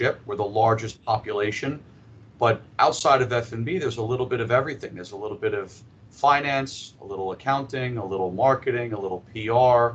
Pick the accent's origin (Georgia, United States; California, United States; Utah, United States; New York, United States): New York, United States; moved away as an adult; now in Miami, United States; I'm a New Yorker. I lived 40 years in New York.